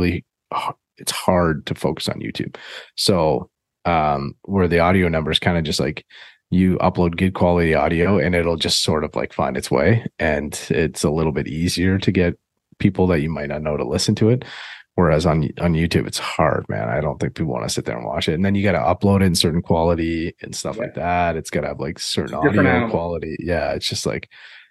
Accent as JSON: {"language": "English", "country": "Canada", "said": "I'm Canadian"}